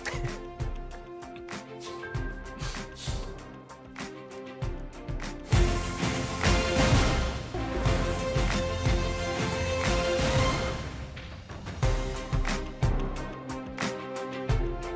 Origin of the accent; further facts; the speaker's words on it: United Kingdom; accent: British; I'm a British guy